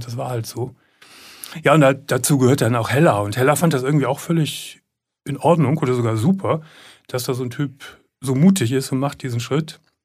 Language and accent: German; Gummersbach, North Rhine-Westphalia, Germany; ich komme aus Gummersbach und ich komme aus der Unterschicht